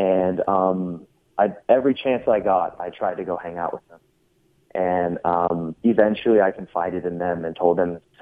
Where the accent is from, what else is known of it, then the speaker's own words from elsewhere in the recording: Everett, Washington, United States; I was born in Everett, Washington, and I lived in an apartment complex called Walden Pond